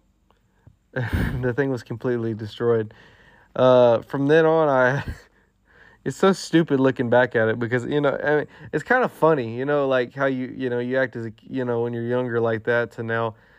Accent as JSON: {"language": "English", "region": "Texas", "country": "United States", "said": "we're from Texas"}